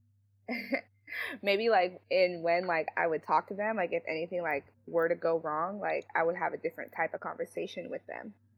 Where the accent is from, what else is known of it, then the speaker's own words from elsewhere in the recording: San Jose, California, United States; I grew up here in San Jose